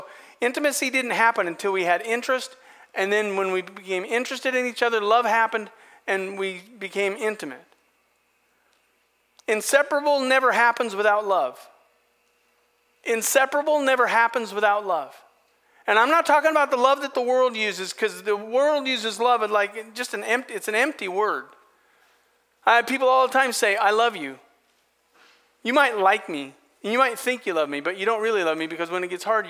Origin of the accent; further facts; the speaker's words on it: Astoria, Oregon, United States; I'm from Astoria, born and bred.